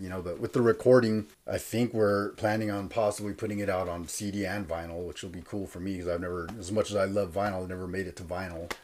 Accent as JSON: {"language": "English", "town": "Fillmore", "region": "California", "country": "United States", "tie": "born or raised there", "also_born_or_lived": "Santa Paula", "moved": "yes", "lives_now": "Lancaster, United States", "said": "I grew up in Fillmore"}